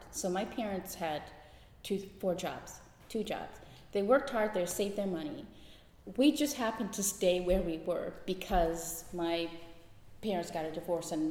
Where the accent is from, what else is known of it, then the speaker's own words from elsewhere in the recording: Guyana; born there; I was born in Guyana, South America.